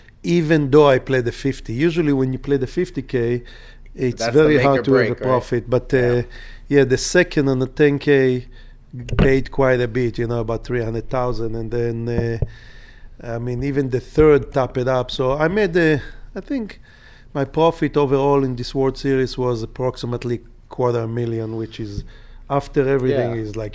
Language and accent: English; Jerusalem, Jerusalem District, Israel; born there; Yes, sir. I was born in Jerusalem. It's like 10 minutes away from Bethlehem